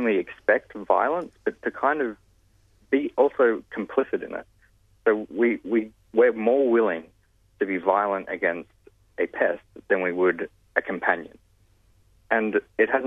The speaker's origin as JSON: {"language": "English", "region": "New South Wales", "country": "Australia", "tie": "born or raised there", "said": "my home state, in New South Wales"}